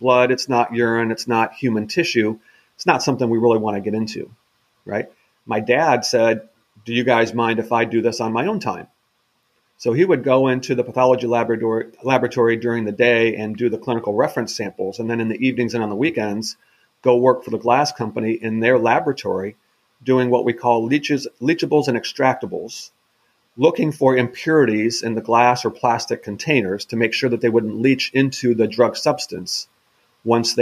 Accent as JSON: {"language": "English", "region": "Midwest", "country": "United States", "moved": "yes", "said": "I'm originally from the Midwest"}